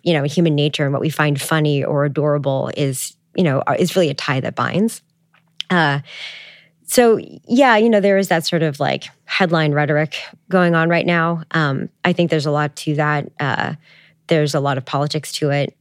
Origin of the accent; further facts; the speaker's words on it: Canada; I'm Canadian